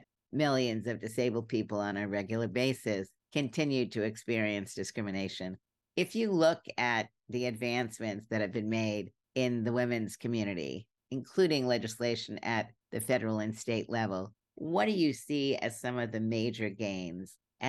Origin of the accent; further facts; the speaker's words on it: Brooklyn, New York, United States; also born or lived in Berkeley; now in Washington, D.C., United States; I grew up in Brooklyn, and then I lived in Berkeley for about 18 years. And now I'm in Washington, D.C., and I'm very comfortable on the East Coast.